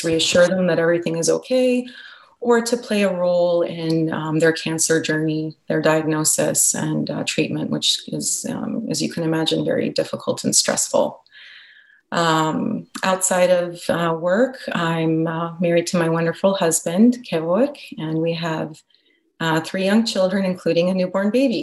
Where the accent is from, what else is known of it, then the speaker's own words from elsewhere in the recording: Los Angeles, California, United States; I was born and raised in Los Angeles, California